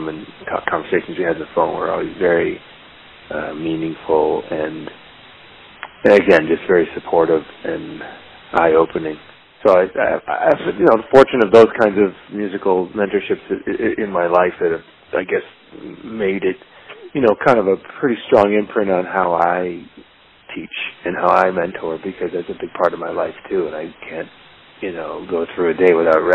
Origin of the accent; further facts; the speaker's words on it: Toronto, Ontario, Canada; moved away as an adult; also born or lived in Hamilton, Ontario / Kincardine, Ontario / Montreal; now in New York, United States; I was born in Hamilton, Ontario, and I was raised in a small town called Kincardine, but mostly in Toronto, Ontario, and I lived there until I was in my mid-20s